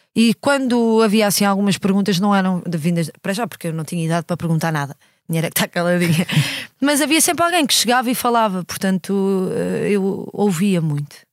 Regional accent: Lisbon, Portugal; o prédio onde eu cresci

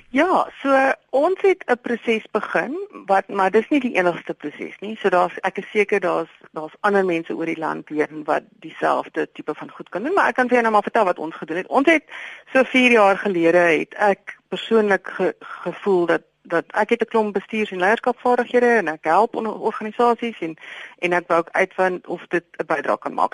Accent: South Africa; ek is befo vir 50 jaar bevoordeel omdat ek wit was in hierdie land en ek is Afrikaner

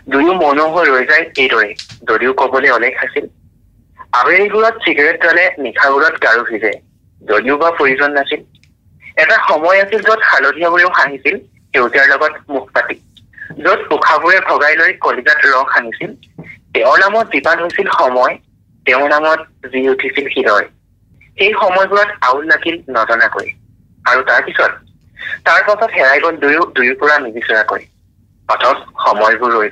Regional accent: Sivasagar, Assam, India; also born or lived in Biswanath district; মোৰ ঘৰ শিৱসাগৰত বৰ্তমান মই চৈগড় মহাবিদ্যালয়ৰ গণসংযোগ বিভাগত দ্বিতীয় ষান্মাসিকৰ ছাত্ৰ

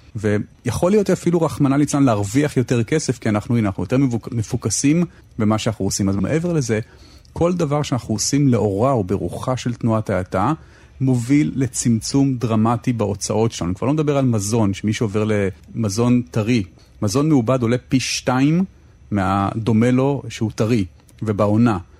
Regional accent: Tel Aviv, Tel Aviv District, Israel; אני גדלתי כל חיי בתל אביב

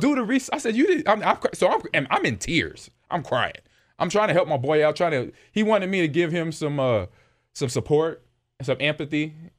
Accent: Los Angeles, California, United States; moved away; growing up in Los Angeles

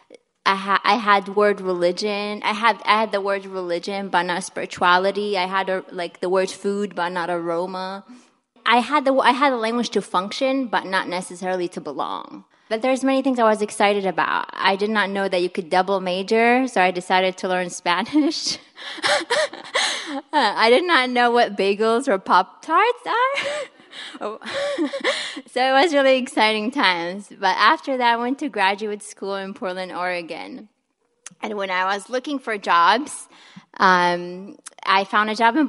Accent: Kuwait; moved away as an adult; also born or lived in Milwaukee, Wisconsin; now in United States; So I'm from Kuwait. It's a small Middle Eastern country where there are only two seasons, summer and winter. I grew up in an intergenerational house

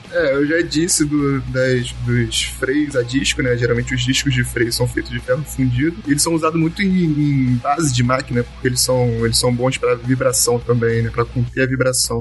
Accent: Niterói, Rio de Janeiro, Brazil

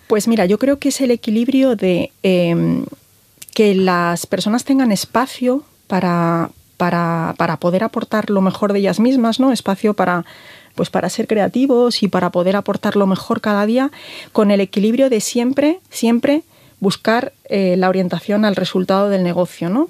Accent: A Coruña, Galicia, Spain; moved away; soy, soy gallega, mi marido es orensano, yo soy coruñesa

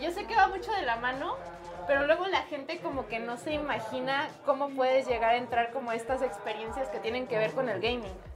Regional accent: Mexico; tenemos mucho como mexicanos

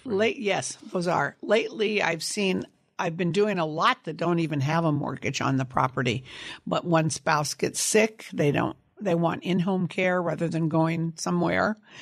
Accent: Sunnyvale, California, United States; also born or lived in San Jose, California; I grew up in Sunnyvale, California, on a apricot, cherry, and prune orchard

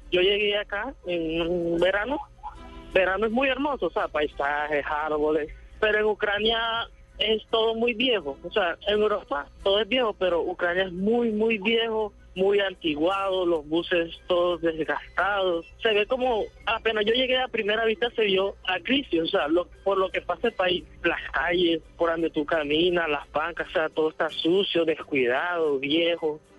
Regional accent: Colombia; now in Ukraine; somos aquí colombianos y que nos da miedo vivir en un país que, que, no protege protege nadie.

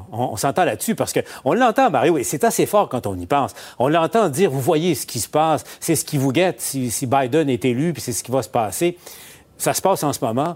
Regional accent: Abitibi, Quebec, Canada; moved away; ma région natale, en, en, Abitibi

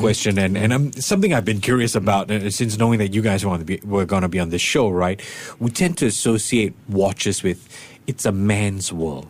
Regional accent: Singapore; I don't know, as Singaporean, it used to be weird, but nowadays it's becoming more and more common.

